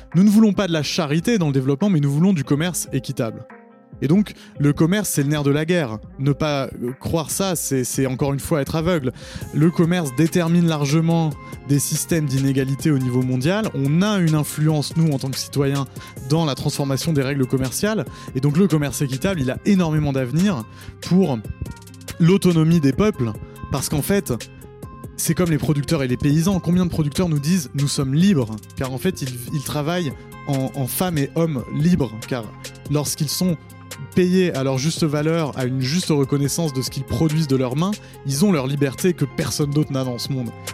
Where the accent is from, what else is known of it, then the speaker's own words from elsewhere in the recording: Paris, Île-de-France, France; je suis né en 1987 à Paris, non loin d'ici